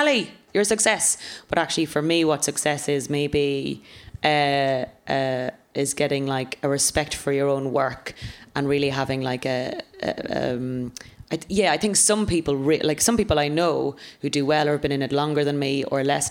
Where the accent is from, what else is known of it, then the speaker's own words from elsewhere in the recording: Ireland; now in London, United Kingdom; being an Irish woman in London.